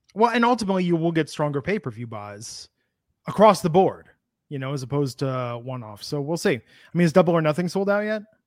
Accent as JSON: {"language": "English", "region": "Midwest", "country": "United States", "tie": "born or raised there", "also_born_or_lived": "Bay Area, California / Michigan", "said": "as a kid growing up in the Midwest"}